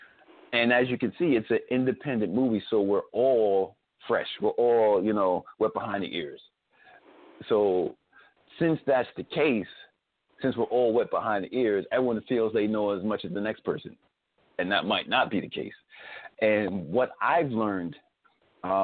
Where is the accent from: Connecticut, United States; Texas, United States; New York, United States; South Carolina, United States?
New York, United States; Spring Valley; also born or lived in Bronx, New York; Even though I was born in the Bronx, but I grew up in Spring Valley